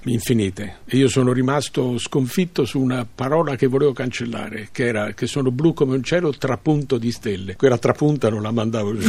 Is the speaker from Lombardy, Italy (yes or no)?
no; Tuscany, Italy; moved away; sono toscano